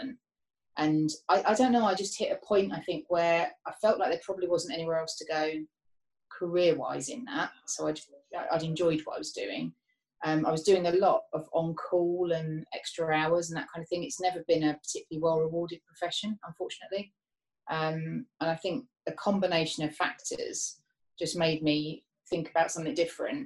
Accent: Harrow, London, United Kingdom; also born or lived in Watford; So I was actually born in Watford, but then we moved across when I was quite young to Harrow. So grew up sort of school years, I guess, in Harrow and Wealdstone, around that way.

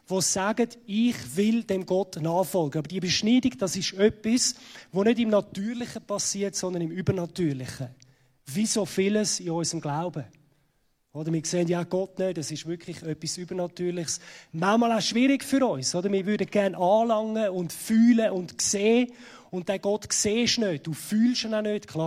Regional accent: Zurich, Switzerland; wie man unschwer ähm, kann hören, ich komme aus Zürich.

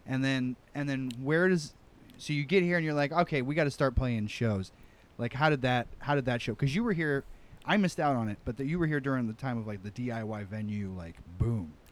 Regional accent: Midwest, United States; now in New York, United States; I'm a Midwesterner

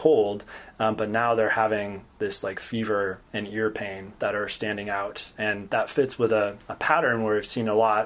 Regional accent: just outside of Portland, Oregon, United States; moved away as an adult; also born or lived in Stanford, California / Chapel Hill, North Carolina / San Francisco, California; now in Davis, United States; I grew up in Oregon, just outside of Portland.

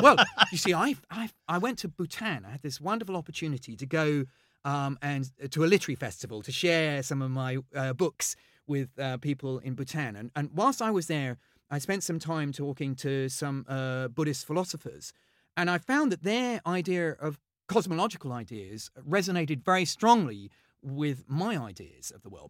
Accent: Henley-on-Thames, South East England, United Kingdom; also born or lived in London; I grew up in, in Henley. I was born in London, uh, but we moved to Oxfordshire

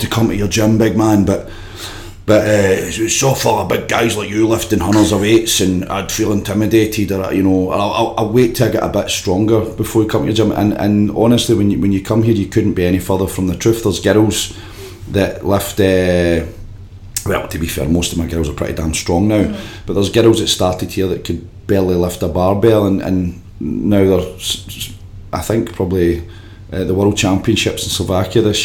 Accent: Glasgow, Scotland, United Kingdom; I grew up in Yoker, just in the borders of Clydebank

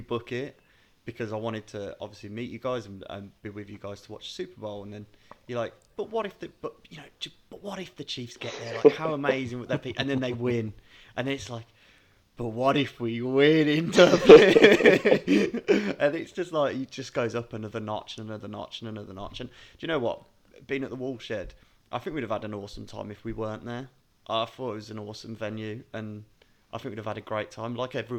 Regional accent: United Kingdom; a British fan

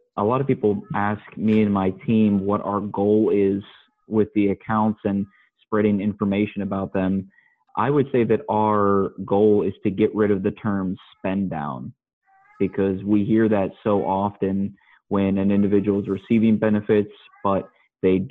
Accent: Columbus, Ohio, United States; also born or lived in Dayton, Ohio; I'm actually born and raised in Columbus, Ohio, and I still work here

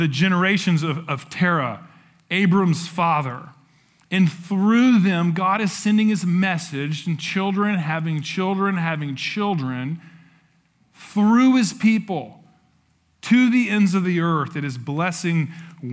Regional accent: Appalachia, United States; now in San Antonio, United States; I'm from Appalachia

